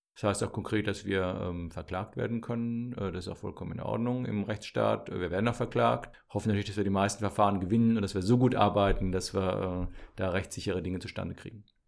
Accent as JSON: {"language": "German", "town": "Landau", "region": "Rhineland-Palatinate", "country": "Germany", "tie": "born or raised there", "also_born_or_lived": "Mainz / Münster", "said": "ich bin äh, ursprünglich Pfälzer, äh, komme also aus der Südpfalz, ähm, bin in Landau zur Schule gegangen"}